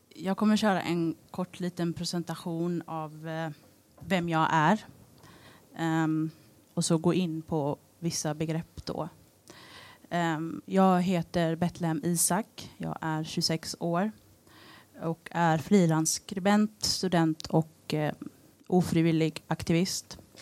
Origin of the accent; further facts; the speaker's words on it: Eritrea; now in Sweden; där jag kommer ifrån, Eritrea